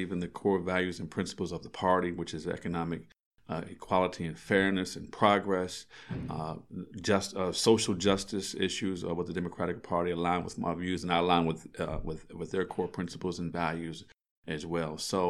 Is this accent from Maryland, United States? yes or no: yes; Frederick, Maryland, United States; I'm a native Fredericktonian. I was born here in Frederick. I was able to actually go to school here in Frederick County Public Schools. I actually attended Walkersville, but I was born here in the city.